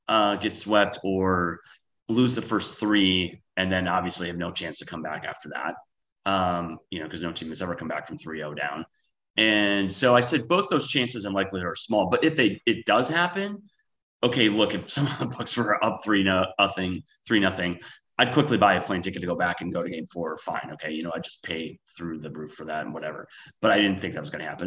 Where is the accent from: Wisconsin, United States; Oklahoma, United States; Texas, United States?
Wisconsin, United States; moved away as an adult; also born or lived in San Francisco; now in Los Angeles, United States; I'm originally from Wisconsin